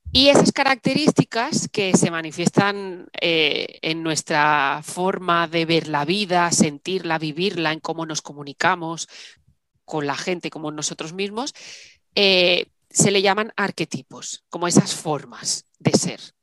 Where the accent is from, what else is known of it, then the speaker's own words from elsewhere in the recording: Salou, Catalonia, Spain; moved away as an adult; now in Málaga, Spain; me fui a vivir a Málaga, yo soy de Salou